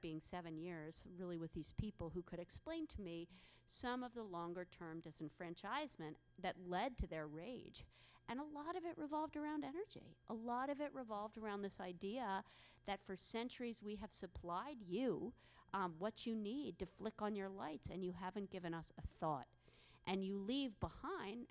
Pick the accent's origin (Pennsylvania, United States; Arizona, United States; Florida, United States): Pennsylvania, United States; Philadelphia; now in New York City, United States; I live in New York City, but I'm from Philadelphia